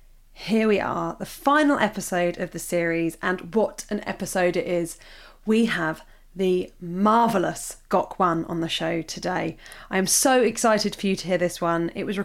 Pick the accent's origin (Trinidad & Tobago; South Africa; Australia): Australia; growing up in Australia.